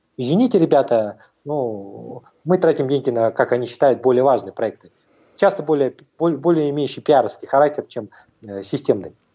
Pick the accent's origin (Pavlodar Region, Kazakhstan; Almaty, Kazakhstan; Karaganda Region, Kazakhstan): Almaty, Kazakhstan; я тоже как бы в Алмате родился, мой любимый город, э, э, без которого я долго не могу находиться